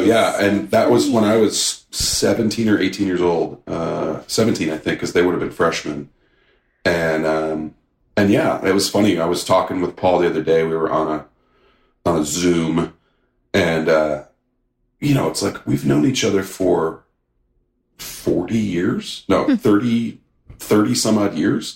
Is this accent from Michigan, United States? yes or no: no; St. Louis, Missouri, United States; moved away; I grew up in St. Louis, Missouri